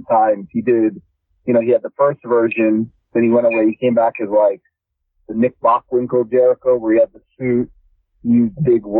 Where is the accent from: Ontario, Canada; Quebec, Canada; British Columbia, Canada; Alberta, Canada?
Ontario, Canada; Toronto; I'm from Toronto